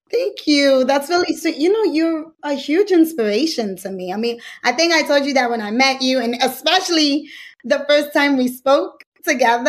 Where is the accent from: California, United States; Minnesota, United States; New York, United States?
New York, United States; I'm from New York